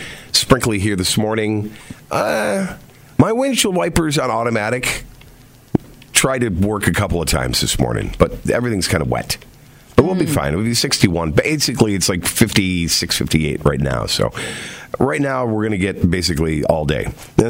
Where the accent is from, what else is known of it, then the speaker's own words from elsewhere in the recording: Rochester, New York, United States; I'm from Rochester.